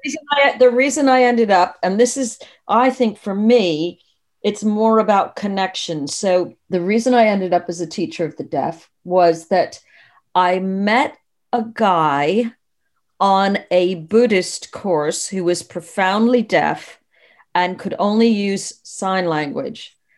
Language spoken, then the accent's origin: English; United States; now in United Kingdom; I'm originally American. I've lived in the U K for forty-two years now.